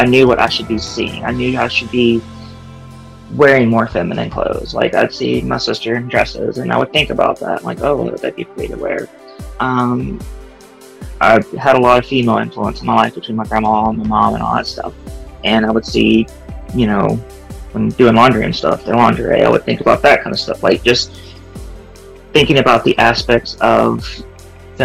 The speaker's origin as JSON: {"language": "English", "region": "Louisiana", "country": "United States", "moved": "yes", "lives_now": "Florida, United States", "said": "I'm from Louisiana"}